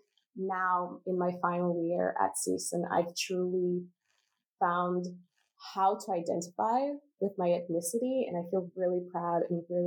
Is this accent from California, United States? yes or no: yes; Los Angeles, California, United States; I grew up in Pico Union, which, as most of us know, is like the hub for all of the Salvadoran immigrants